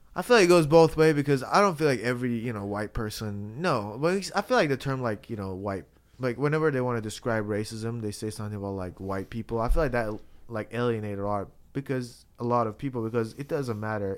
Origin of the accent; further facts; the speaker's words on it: Iran; now in United States; I'm from Iran.